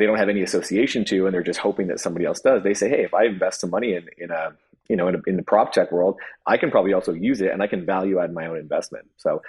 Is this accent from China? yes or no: yes; China; You know, I came from the business world. I grew up in China. I had no idea that that world even existed.